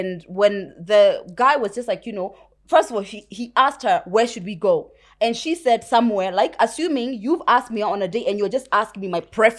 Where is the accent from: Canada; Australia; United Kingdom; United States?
United Kingdom; accent: British; when I first got here, even now, my British accent is not so conk, so you can't always know that I was raised there, right?